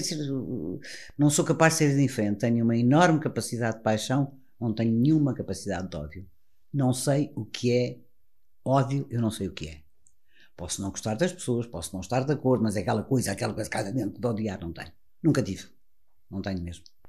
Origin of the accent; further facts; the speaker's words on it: Portugal; como portugueses que somos